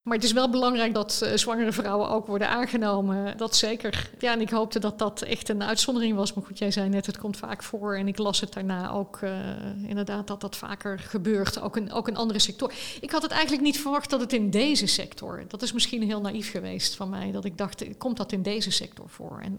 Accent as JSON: {"language": "Dutch", "town": "Roosendaal", "region": "North Brabant", "country": "Netherlands", "tie": "born or raised there", "also_born_or_lived": "Leiden", "said": "Ik ben geboren in Rozendaal. dat is hier vlakbij."}